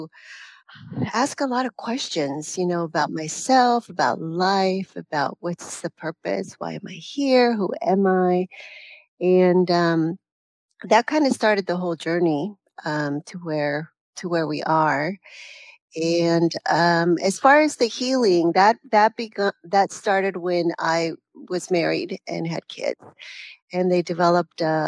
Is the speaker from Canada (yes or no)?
no; Mexico; moved away; also born or lived in California; I was born in Mexico in a small little village